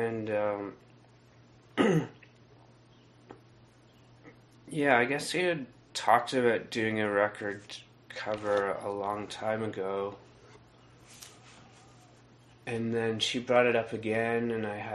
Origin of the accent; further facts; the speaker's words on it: near Millbrook, Ontario, Canada; I grew up near Millbrook